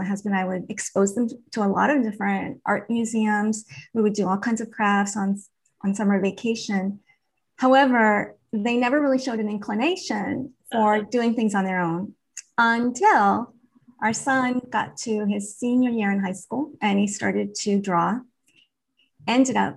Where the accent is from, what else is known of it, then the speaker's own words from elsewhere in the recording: New England, United States; growing up in New England